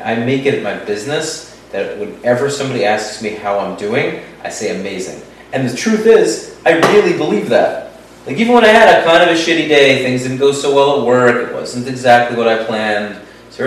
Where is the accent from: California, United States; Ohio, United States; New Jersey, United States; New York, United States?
New York, United States; now in Florida, United States; growing up in New York and going to Times Square 389 times in your life